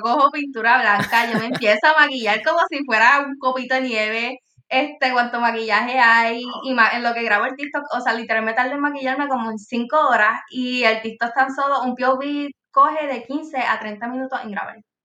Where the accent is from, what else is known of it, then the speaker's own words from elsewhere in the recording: Puerto Rico; yo soy de Puerto Rico